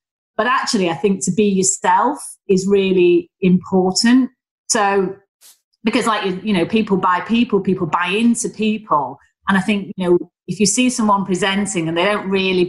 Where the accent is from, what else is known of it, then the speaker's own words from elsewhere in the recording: Northern England, United Kingdom; accent: Northern; I, with my Northern accent, and my degree was as good as everyone else